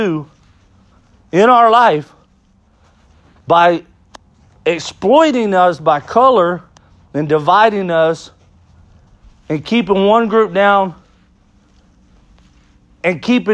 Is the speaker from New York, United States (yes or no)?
no; Texas, United States; I grew up here in Texas in the South